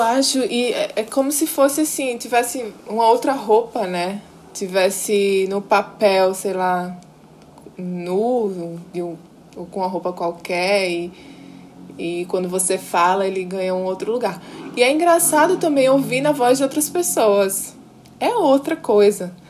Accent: Natal, Rio Grande do Norte, Brazil; eu sou potiguar, nasci, me criei em Natal

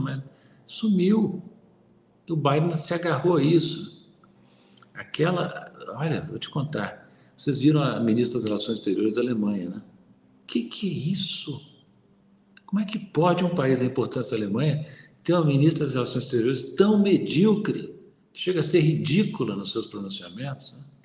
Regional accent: Brazil; Nós somos brasileiros

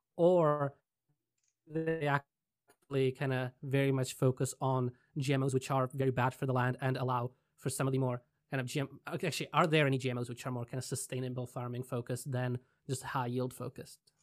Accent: Czechia; moved away; I'm originally from Czech Republic

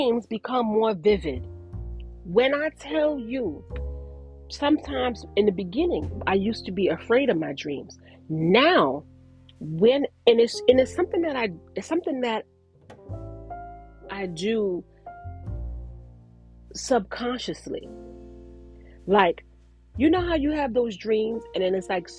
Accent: New York, United States; moved away; I'm from New York. I don't live in New York, but I'm from New York

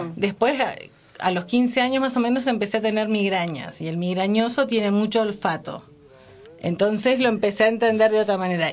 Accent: Senillosa, Neuquén, Argentina; also born or lived in San Juan, Argentina; pero después vivimos mucho tiempo en Cenillosa

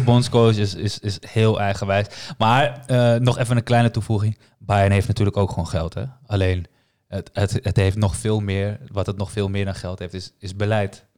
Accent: Amsterdam, North Holland, Netherlands; ik ben gewoon daar een arrogante Amsterdammer

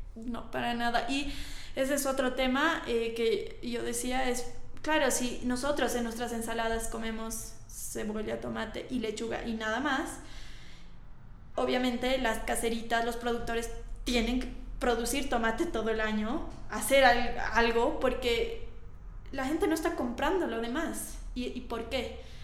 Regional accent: Bolivia; moved away as an adult; ahora he vuelto a Bolivia. Bueno, ya he vuelto hace dos años y medio

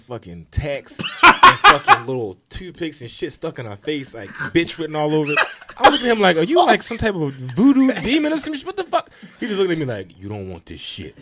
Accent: Baltimore, Maryland, United States; I'm from Baltimore

